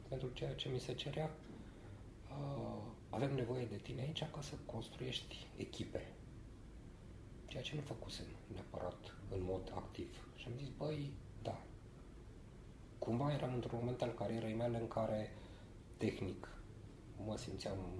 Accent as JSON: {"language": "Romanian", "country": "Romania", "also_born_or_lived": "Sibiu", "lives_now": "Bucharest, Romania", "said": "în primul și în primul rând suntem români și în al doilea rând suntem corporatiști"}